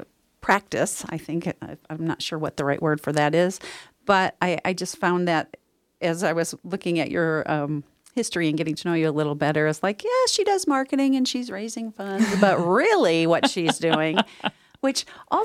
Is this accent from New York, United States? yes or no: yes; New York, United States; born there; now in Northern California, United States; I was born in New York. Here I am in Northern California.